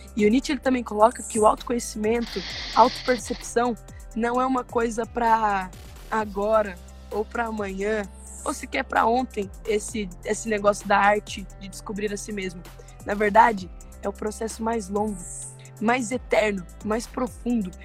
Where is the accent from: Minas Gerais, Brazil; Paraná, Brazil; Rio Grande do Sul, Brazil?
Minas Gerais, Brazil; accent: mineiro; Eu sou mineira, né? Dá pra perceber pelo sotaque